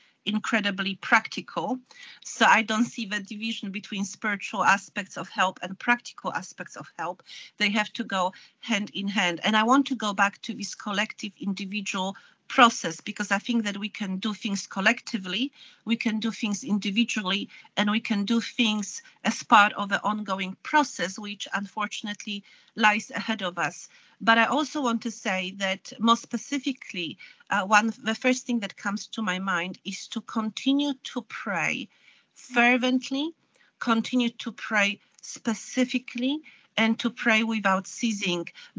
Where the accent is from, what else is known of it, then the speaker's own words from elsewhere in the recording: Poland; moved away as an adult; now in United Kingdom; I was born in Poland and I grew up in communism